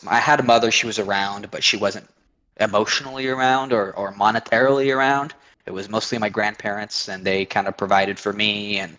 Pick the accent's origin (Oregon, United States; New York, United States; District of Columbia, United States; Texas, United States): Oregon, United States; Eugene; I was born and raised very conservative for being the West Coast. I lived in a town called Eugene, which is where the home of the Oregon Ducks are